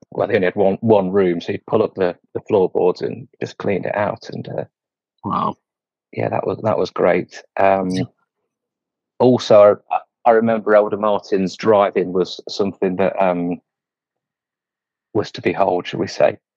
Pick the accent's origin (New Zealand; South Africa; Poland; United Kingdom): United Kingdom; England; It was a really easy start to my mission because we're both English both had lots of similar experiences, similar backgrounds.